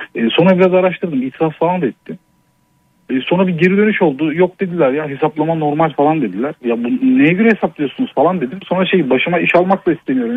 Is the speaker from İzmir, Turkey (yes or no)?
no; Ankara, Turkey; Ankara'nın çok kötü bir semtinde Altındağ'da Yeni Doğan'da doğdum. Orada büyüdüm.